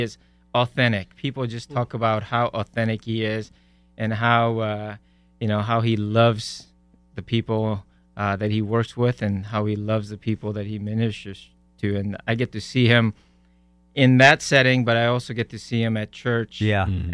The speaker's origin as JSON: {"language": "English", "region": "Iowa", "country": "United States", "tie": "born or raised there", "also_born_or_lived": "South Korea / Omaha, Nebraska", "moved": "as an adult", "lives_now": "Frisco, United States", "said": "I grew up in Iowa and spent some time in Nebraska, Omaha, and God brought us to. Uh, Frisco, Texas in 2006"}